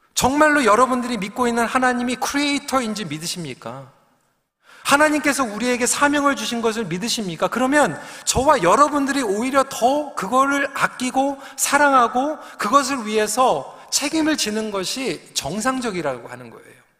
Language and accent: Korean; Seoul, South Korea; 제가 영등포에서 태어난 걸 너무 또 이렇게 기억을 하시는데 사실 그렇습니다. 저는 그냥 도시에서 태어나서 어, 도시에서 그냥 자라나면서